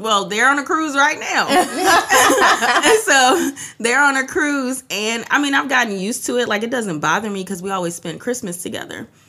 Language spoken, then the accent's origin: English; New York, United States; also born or lived in Trinidad; I came from Trinidad to um, to New York when I was four